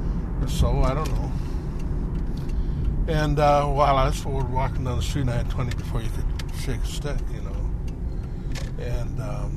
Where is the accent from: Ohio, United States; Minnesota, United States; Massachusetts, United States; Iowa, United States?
Minnesota, United States; Bemidji; I am from Bemidji.